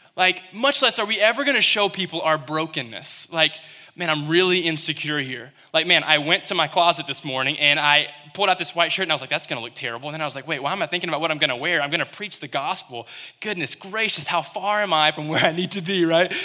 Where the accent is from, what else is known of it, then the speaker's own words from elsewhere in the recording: Western Kentucky, United States; moved away; I was in Western Kentucky, I came from Kentucky